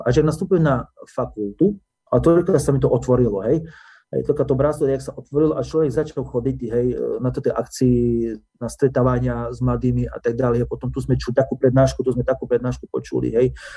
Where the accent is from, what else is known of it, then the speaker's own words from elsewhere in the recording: Oľka, Prešov Region, Slovakia; ja som sa narodil v Olike, čiže to je okres medzi Laborce. Ano. E, vyrastal som v dedine Olika